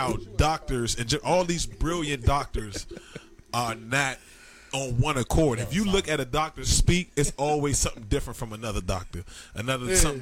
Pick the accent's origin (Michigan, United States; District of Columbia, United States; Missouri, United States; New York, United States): District of Columbia, United States; Washington; I'm a motherfucker from Southeast